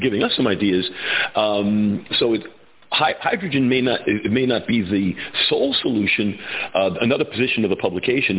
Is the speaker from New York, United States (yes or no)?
yes; New York, United States; I'm a New Yorker by birth